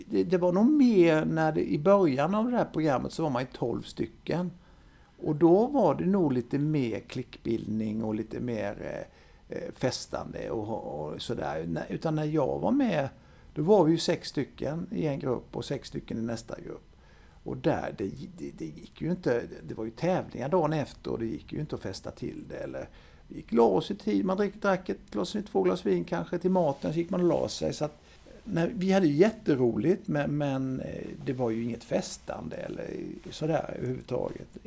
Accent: Vimmerby, Kalmar County, Sweden; Jag är född i Vimmerby

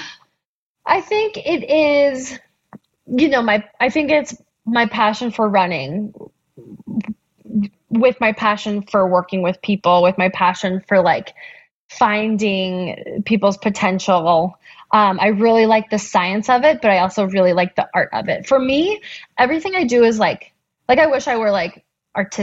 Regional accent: Boulder, Colorado, United States; I grew up in Boulder

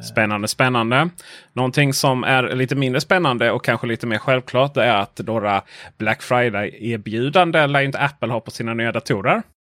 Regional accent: Sweden

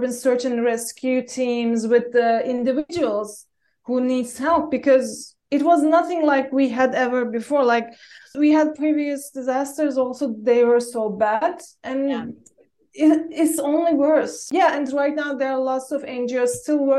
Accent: Istanbul, Turkey; I'm from Istanbul and from Turkey

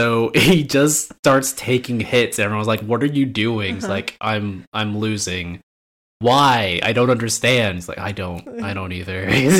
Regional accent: United States; as an American

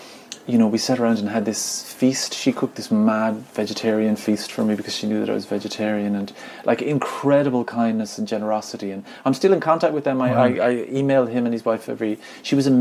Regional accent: Ireland; I'm from Ireland

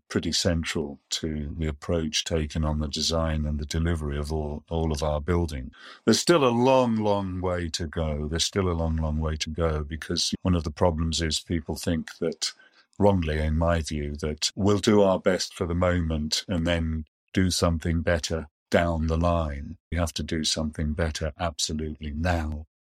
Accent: Yorkshire and the Humber, United Kingdom; moved away; also born or lived in Germany / Amersham; I grew up in Yorkshire

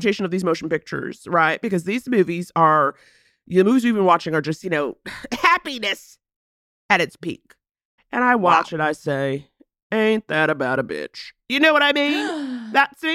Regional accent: New York, United States; now in Los Angeles, United States; growing up in New York, 9 times out of 10, it was a blustery cold

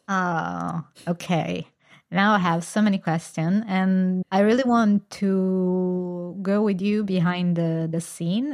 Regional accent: Italy; I come from Italy. It's a very Catholic country

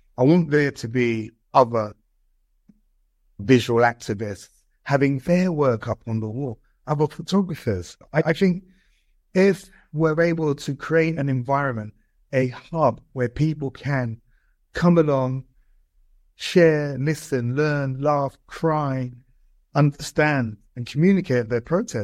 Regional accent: London, United Kingdom; I grew up in Brixton

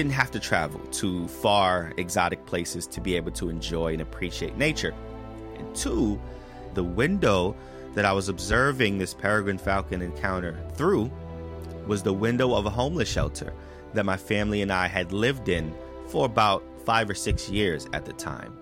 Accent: New York City, New York, United States; I grew up in the South Bronx in New York City

